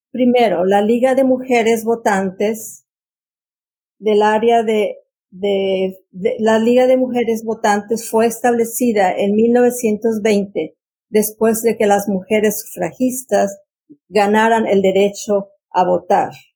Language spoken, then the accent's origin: Spanish; Mexico; now in Fairfax County, United States; yo soy mexicana y tengo 56 años en este país